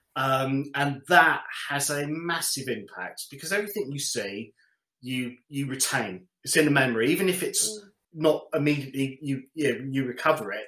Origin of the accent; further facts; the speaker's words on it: London, United Kingdom; also born or lived in Coventry; I was born in Coventry, moved to London, Wembley, and went to secondary school